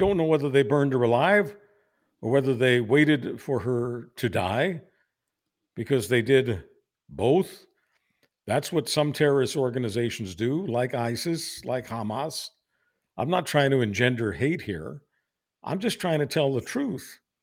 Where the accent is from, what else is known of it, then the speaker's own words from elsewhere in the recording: Canada; I'm embarrassed as a Canadian.